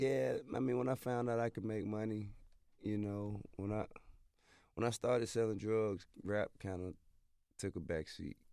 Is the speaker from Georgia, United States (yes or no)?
yes; Atlanta, Georgia, United States; I'm from Bankhead, which is basically two major avenues that are parallel to each other